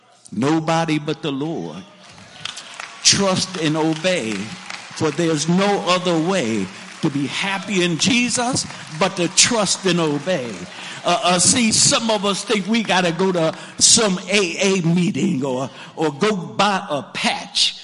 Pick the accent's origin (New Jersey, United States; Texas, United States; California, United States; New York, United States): New Jersey, United States; Lawnside; I'm from Lawnside, so some of y'all know about the clubs of Lawnside back in the day.